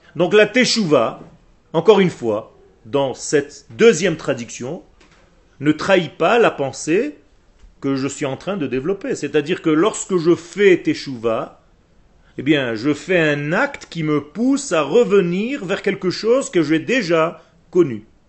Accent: Israel; French is a second language; le français n'est pas ma langue natale. Je suis israélien de source

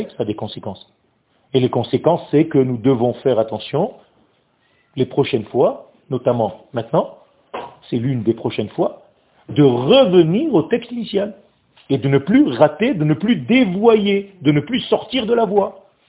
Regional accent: Israel; French is a second language; moved away; le français n'est pas ma langue natale, parce que moi je suis né en Israël, moi. Moi j'ai appris à parler français juste à 15 ans

